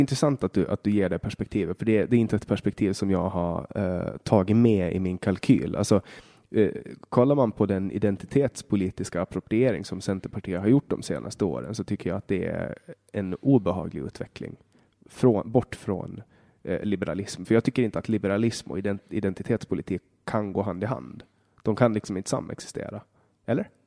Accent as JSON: {"language": "Swedish", "country": "Åland Islands", "said": "hemma på Åland"}